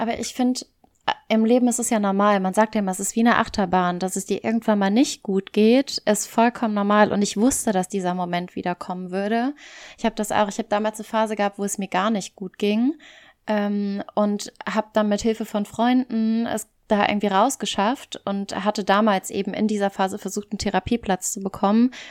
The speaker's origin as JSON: {"language": "German", "area": "German-speaking Community of Belgium", "region": "Wallonia", "country": "Belgium", "also_born_or_lived": "Cologne, Germany", "moved": "as an adult", "lives_now": "Barcelona, Spain", "said": "ich komme eigentlich aus Belgien, aus dem deutschsprachigen Teil, bin irgendwann vor ein paar Jahren nach Köln gezogen."}